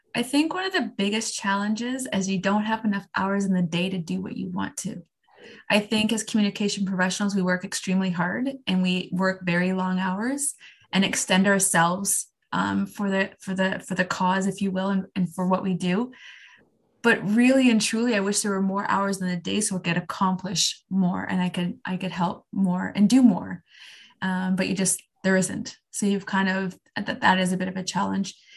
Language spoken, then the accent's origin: English; Canada; I am Canadian